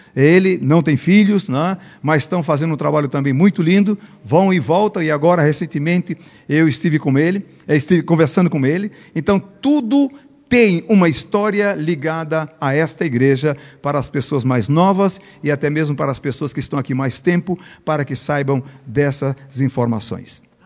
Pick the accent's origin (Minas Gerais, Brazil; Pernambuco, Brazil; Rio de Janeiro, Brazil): Pernambuco, Brazil; first language Portuguese; moved away as an adult; now in Bolivia; eu sou pernambucano